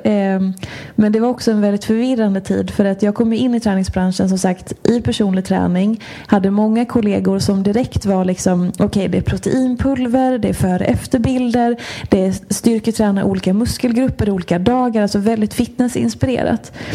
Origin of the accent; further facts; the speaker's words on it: Hedemora, Dalarna County, Sweden; moved away as an adult; also born or lived in Washington, D.C., United States; now in Stockholm, Sweden; född och uppvuxen i Dalarna, har bott i Stockholm sedan, eh, tvåtusen nio.